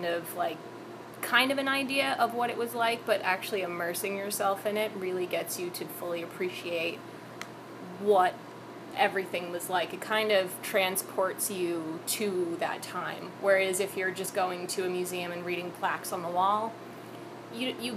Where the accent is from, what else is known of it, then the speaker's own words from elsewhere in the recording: Plymouth, Massachusetts, United States; I kind of grew up here. And when you grow up on the South Shore, you know this place pretty well